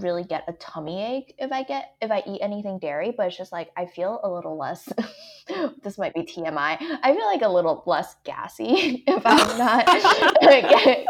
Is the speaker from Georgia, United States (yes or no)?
yes; Atlanta, Georgia, United States; my inner southerner, I'm from Atlanta